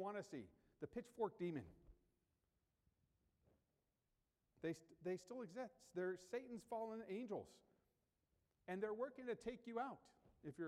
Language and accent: English; United States; growing up in the United States.